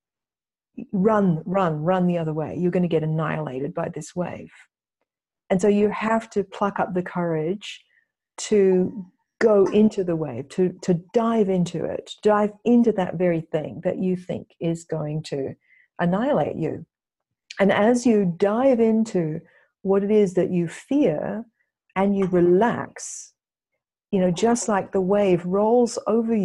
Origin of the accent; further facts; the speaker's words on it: Australia; also born or lived in England; now in United States; I grew up in Australia